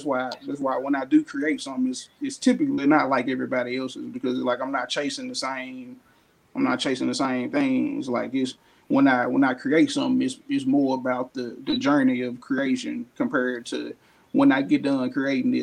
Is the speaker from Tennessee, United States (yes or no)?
yes; Memphis, Tennessee, United States; born in North Memphis. I'm natively, like, I'm a North Memphis baby